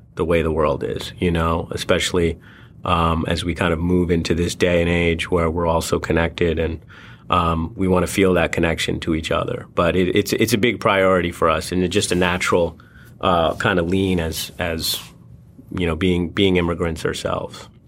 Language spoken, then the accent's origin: English; India; moved away; he was born in India, you know, as was